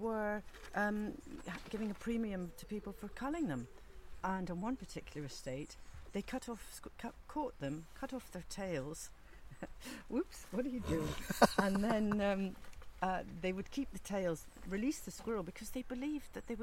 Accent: Scotland, United Kingdom; I was brought up in Ardnamurchan, where we culled a lot of deer.

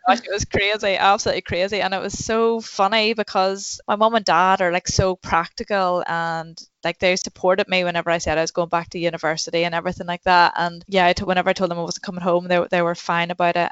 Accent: Newcastle, Northern Ireland, United Kingdom; I'm from Newcastle in County Down.

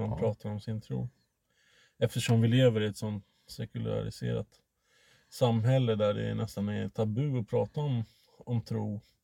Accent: Sweden; mig som svensk

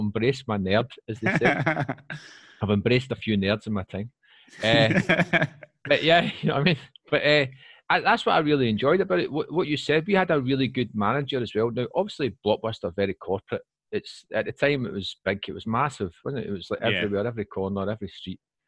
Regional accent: Scotland, United Kingdom; accent: Broad Scots; moved away as an adult; now in Wrocław, Poland; I'm very Scottish there. I've just relaxed back into my native speech pattern and my flow.

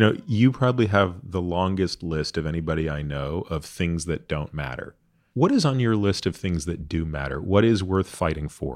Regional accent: Canada; I grew up in Canada

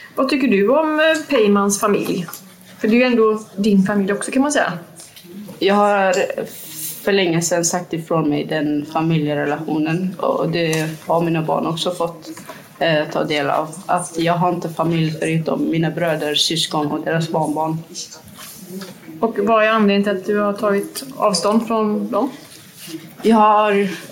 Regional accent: Kirkuk, Kirkuk Governorate, Iraq; now in Gothenburg, Sweden; i Kirkuk? Där vi kommer ifrån

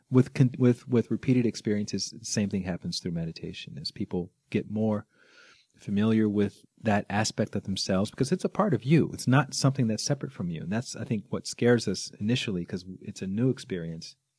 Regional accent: Alabama, United States; I grew up in Alabama

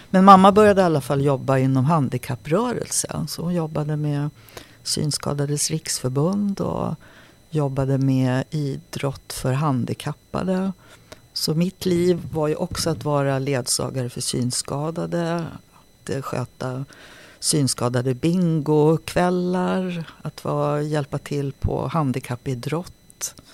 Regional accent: Sollefteå, Västernorrland County, Sweden; born there; Så jag är född uppe i Sollefteå på en ungdomsvårdsskola som pappa jobbade i.

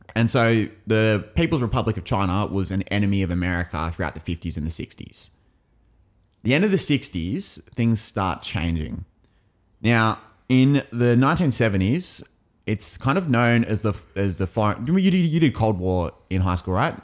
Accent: England, United Kingdom; as an Englishman

